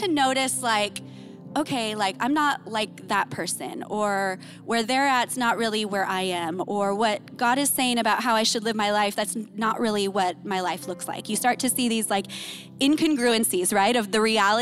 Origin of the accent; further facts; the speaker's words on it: Imperial Beach, California, United States; I grew up in Imperial Beach